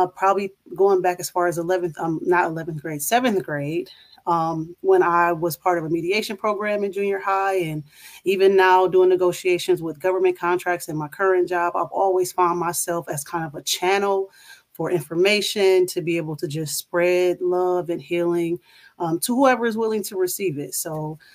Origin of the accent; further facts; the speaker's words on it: Toledo, Ohio, United States; moved away as an adult; now in Charlotte, United States; I am originally from Toledo, Ohio, and I now reside in Charlotte, North Carolina